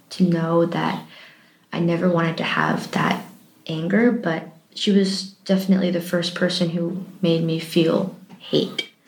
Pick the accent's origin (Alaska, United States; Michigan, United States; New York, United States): Michigan, United States; also born or lived in Pennsylvania / Montana; I was born in Pennsylvania, United States, and just moved across kept going west. With I pretty much grew up in Michigan, and then I moved to Montana